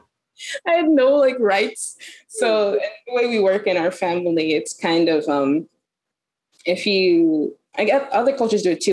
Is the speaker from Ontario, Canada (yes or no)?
yes; Toronto, Ontario, Canada; I'm born and raised in Toronto, Canada.